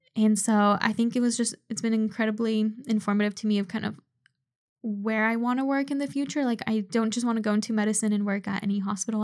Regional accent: Seattle, Washington, United States; I was born in Seattle, but my parents both immigrated from Poland

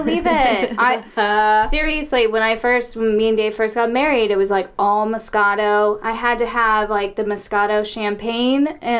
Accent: Tucson, Arizona, United States; Growing up in Tucson

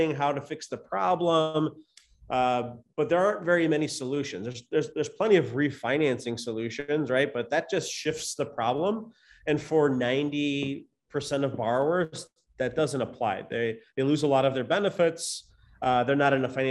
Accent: Chicago, Illinois, United States; Nick and I are, we're from Chicago

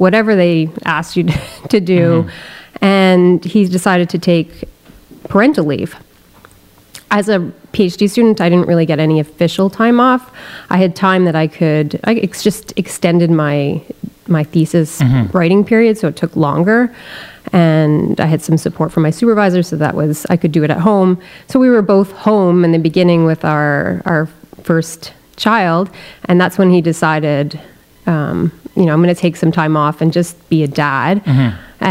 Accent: Bedford, Quebec, Canada; also born or lived in Sutton, Quebec / Cowansville, Quebec; I grew up in the Eastern Townships. I went to a public high school in Cowansville

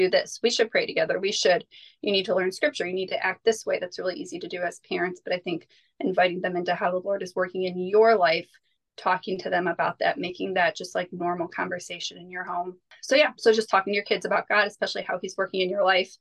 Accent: United States; as an American homeschooling mom of five

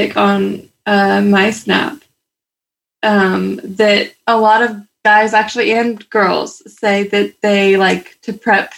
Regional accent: California, United States; I'm from California

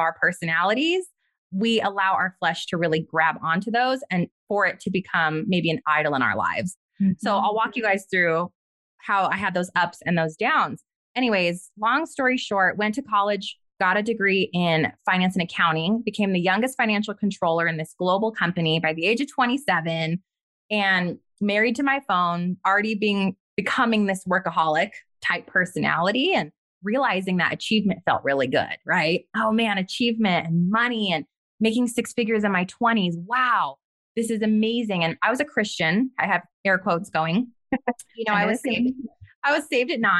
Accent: White Rock, New Mexico, United States; I grew up in White Rock, right outside of Los Alamos, New Mexico

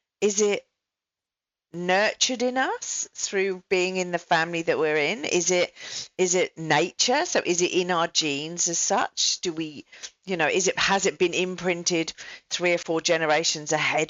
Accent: England, United Kingdom; now in Australia; I'm an English person in Australia

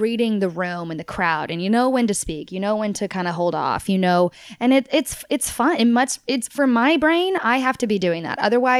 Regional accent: Tulsa, Oklahoma, United States; I grew up in Oklahoma. My family's from Texas. So I'm kind of like this weird, like, everyone's in Texas. And so I kind of, and my family's now home is in Texas, but I technically grew up in Tulsa.

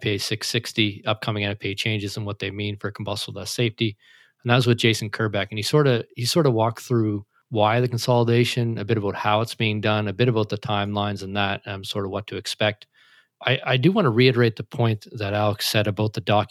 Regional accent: Canada; I'm Canadian

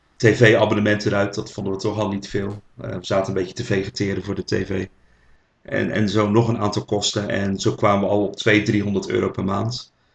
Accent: Rotterdam, South Holland, Netherlands; accent: Rotterdam; geboren in Rotterdam, zoals jullie wel kunnen horen aan mijn eh, accent.

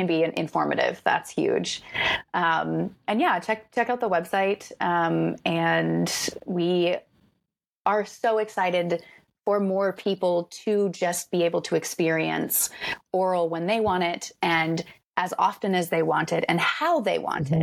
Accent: rural Florida, United States; I grew up in Florida, like rural Florida

